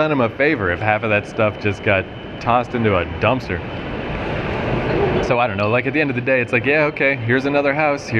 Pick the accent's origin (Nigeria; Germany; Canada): Canada